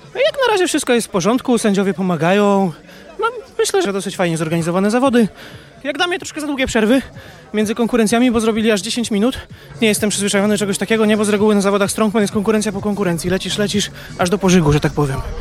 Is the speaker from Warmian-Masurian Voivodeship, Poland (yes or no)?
yes; Iława, Warmian-Masurian Voivodeship, Poland; ja jestem z Iławy